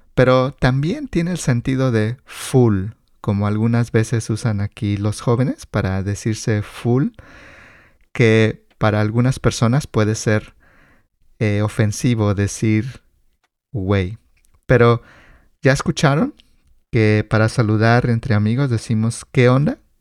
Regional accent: Mexico; como mexicanos crecimos con estas palabras

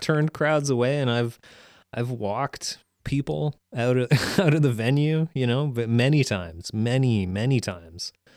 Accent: Peterborough, Ontario, Canada; moved away; also born or lived in Ottawa; in my hometown in Peterborough

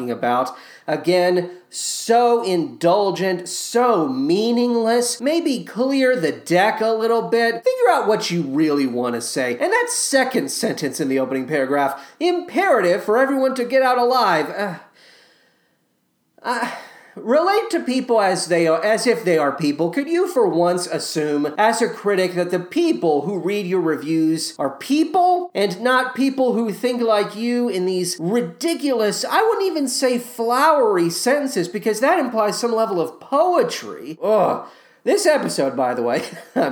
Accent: Owensboro, Kentucky, United States; now in Chicago, United States; Born in Owensboro, moved to Chicago

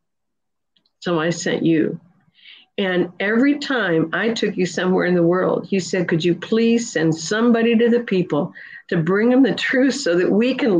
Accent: Nebraska, United States; also born or lived in California; now in Georgia, United States; I'm just a farmer's daughter from Nebraska.

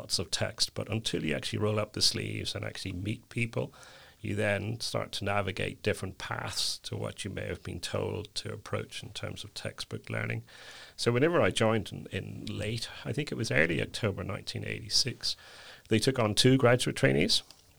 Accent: Northern Ireland, United Kingdom; now in Dublin, Ireland; I'm originally from County Down. My accent may have been slightly changed due to my spending a lot of my time in Dublin.

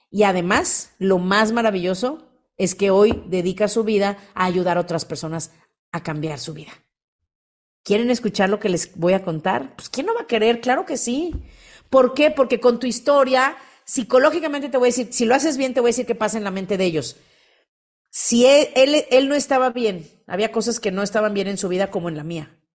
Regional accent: Mérida, Yucatán, Mexico; soy de Mérida, y les cuento, yo antes de, estar aquí me dedicaba a los muebles, mi papá tiene una fábrica de muebles.

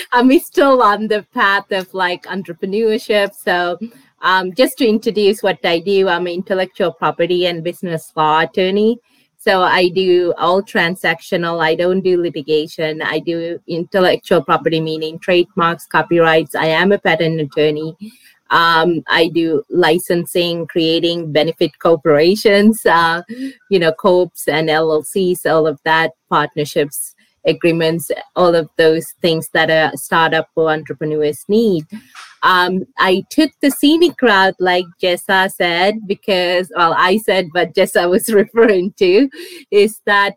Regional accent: Los Angeles, California, United States; moved away as an adult; also born or lived in Washington, District of Columbia, United States; now in San Diego, United States; I grew up in Los Angeles

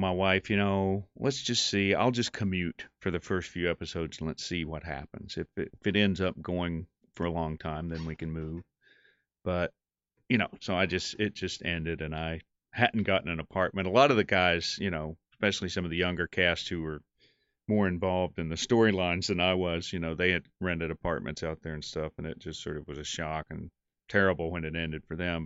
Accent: North Carolina, United States; also born or lived in New York; we're both from North Carolina

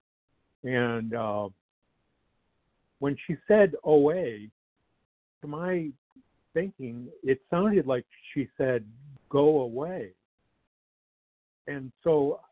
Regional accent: Detroit, Michigan, United States; I grew up in the Metro Detroit area.

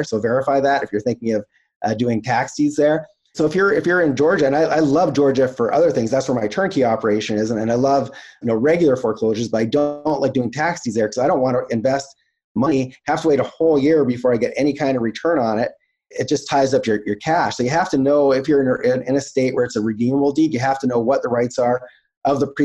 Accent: Canada; I'm Canadian

